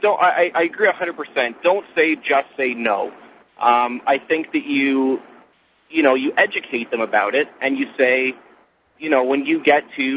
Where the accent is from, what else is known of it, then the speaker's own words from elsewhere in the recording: Canada; I'm actually from Canada